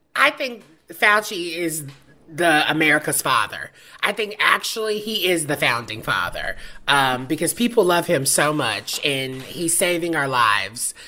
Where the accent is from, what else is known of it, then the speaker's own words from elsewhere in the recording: the Bible Belt, the South, United States; I'm from the South, the Bible Belt specifically